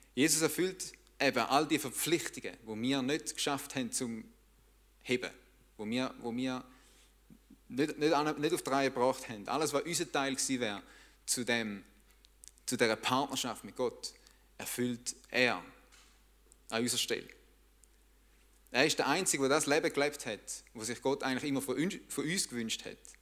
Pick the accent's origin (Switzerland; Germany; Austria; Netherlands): Switzerland